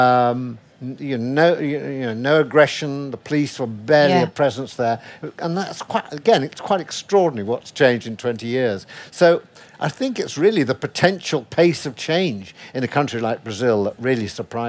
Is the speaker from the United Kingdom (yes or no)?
yes; Sheffield, Yorkshire and the Humber, United Kingdom; I'm from Sheffield